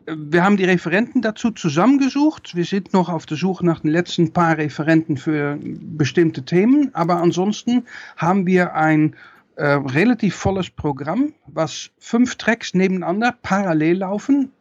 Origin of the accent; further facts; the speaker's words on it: Netherlands; ich bin Niederländer